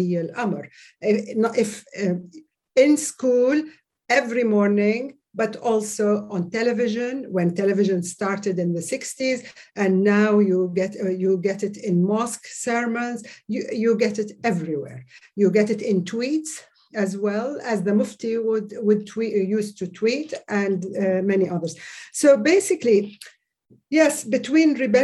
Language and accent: English; Saudi Arabia; moved away; As I grew up in Saudi Arabia, I was introduced and indoctrinated in the official religious curriculum